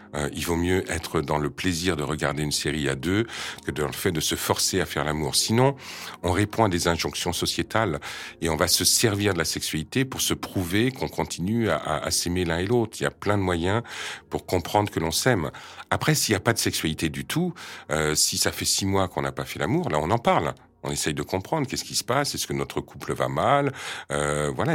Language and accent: French; France; je viens de France France